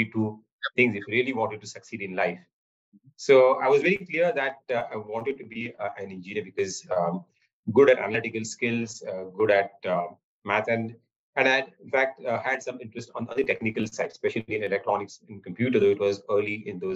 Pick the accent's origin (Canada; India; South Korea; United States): India; Mumbai, Maharashtra; Mumbai, I was born and brought up in Mumbai, in Bandra